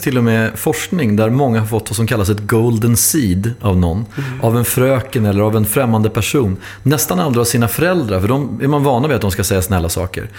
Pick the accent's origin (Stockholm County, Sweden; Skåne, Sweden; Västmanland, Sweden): Stockholm County, Sweden; Hallonbergen; Jag växte upp i Hallonbergsskolan, inte så långt ifrån Rinkeby